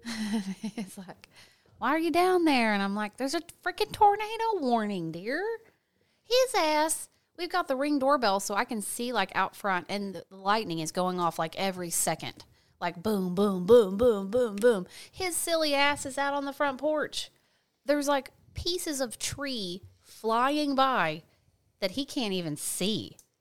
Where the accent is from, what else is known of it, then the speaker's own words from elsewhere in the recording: Fort Smith, Arkansas, United States; also born or lived in California; I was born in Fort Smith, Arkansas